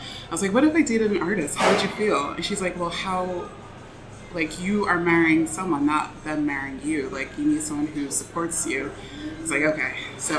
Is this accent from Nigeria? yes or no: yes; Nigeria; So I was dating someone for a while, and she is African-American, and I'm Nigerian.